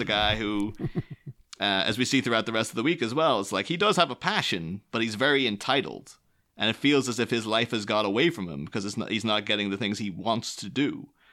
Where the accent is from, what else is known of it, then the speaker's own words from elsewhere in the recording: near Derry, Northern Ireland, United Kingdom; I grew up near Derry in the 90s